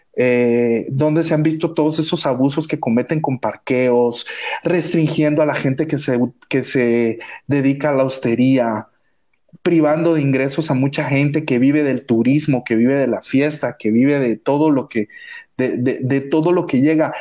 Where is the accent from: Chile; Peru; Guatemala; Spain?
Guatemala; somos guatemaltecos